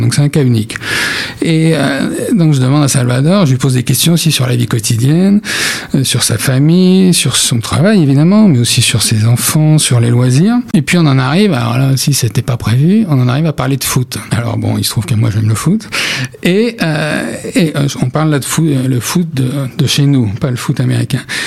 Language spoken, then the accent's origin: French; France; on est de France, hein, ça les étonne toujours qu'on euh, un journaliste français